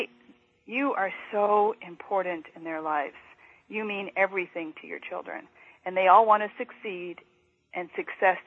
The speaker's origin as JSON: {"language": "English", "country": "Canada", "said": "a fellow Canadian"}